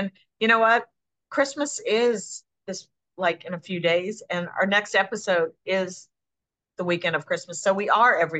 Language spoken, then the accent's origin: English; Buffalo, New York, United States; born there; I was born in Buffalo, but he worked all over the country.